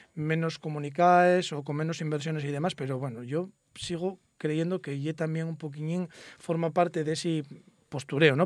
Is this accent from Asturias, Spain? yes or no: yes; Bimenes, Asturias, Spain; Yo vivo en mi pueblo, en Santa Gadía.